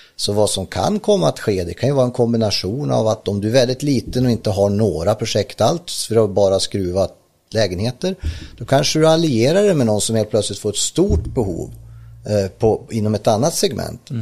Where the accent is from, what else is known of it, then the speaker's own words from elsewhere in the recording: Ljusdal, Gävleborg County, Sweden; jag är från Ljusdal uppe i Hälsingland